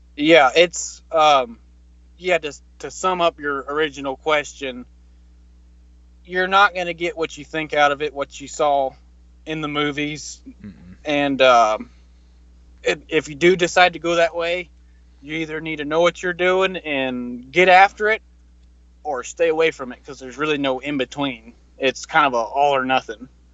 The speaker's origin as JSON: {"language": "English", "region": "Mississippi", "country": "United States", "tie": "born or raised there", "moved": "yes", "said": "I was born in Mississippi"}